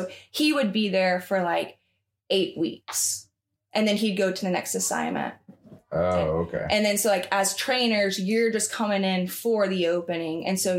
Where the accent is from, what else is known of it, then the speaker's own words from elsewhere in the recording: the South, United States; So because I was the only one from the South, they made fun of me and like my accent, like, oh, …, like you're one of those Alabama girls.